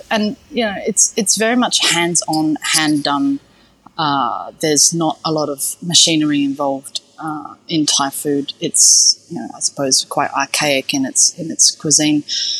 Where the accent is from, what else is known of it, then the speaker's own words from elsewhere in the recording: Perth, Western Australia, Australia; There wasn't that much Asian influence where I grew up in Perth, certainly back then.